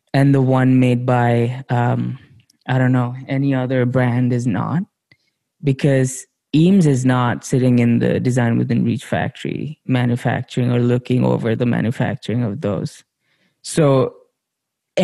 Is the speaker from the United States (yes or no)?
no; India; growing up in India, we saw that chair everywhere